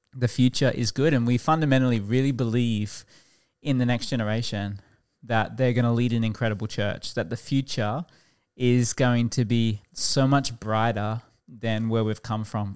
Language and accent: English; Toowoomba, Queensland, Australia; also born or lived in Warwick; now in Brisbane, Australia; I actually grew up outside of Brisbane in Toowoomba